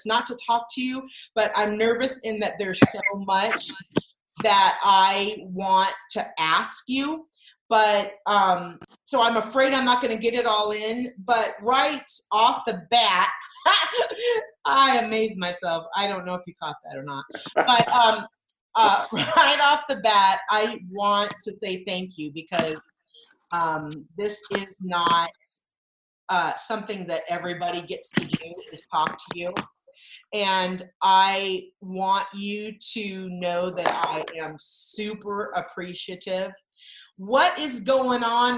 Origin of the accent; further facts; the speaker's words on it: Southern California, United States; I grew up in Southern California, and we were loyal Dodger fans